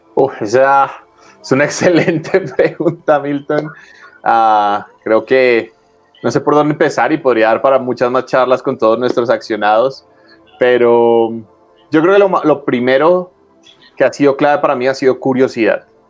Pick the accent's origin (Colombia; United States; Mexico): Colombia; yo soy colombiano